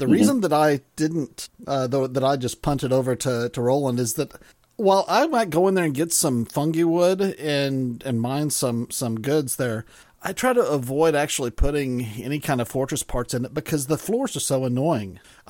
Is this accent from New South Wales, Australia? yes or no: no; Melbourne, Victoria, Australia; That's I'm from Melbourne.